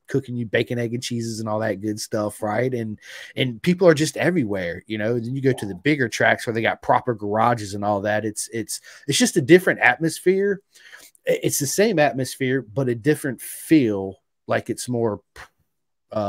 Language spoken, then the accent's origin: English; Roanoke, Virginia, United States; I'm from Roanoke, Virginia